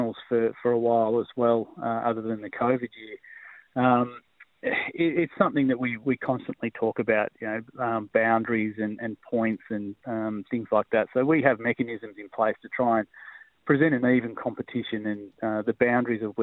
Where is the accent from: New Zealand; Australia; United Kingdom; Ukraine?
Australia; Victoria; now in Tasmania, Australia; I'm a Victorian.